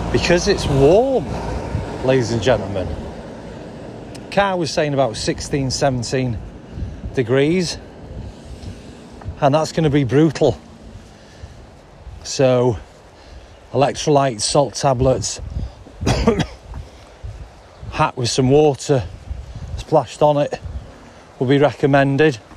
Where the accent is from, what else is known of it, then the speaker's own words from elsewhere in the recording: Brecon, Wales, United Kingdom; I'm from Brecon.